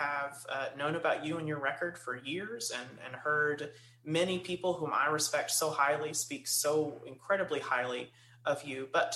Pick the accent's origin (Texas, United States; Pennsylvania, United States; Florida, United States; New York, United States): Texas, United States; Kilgore; You know, I'm from Kilgore, right?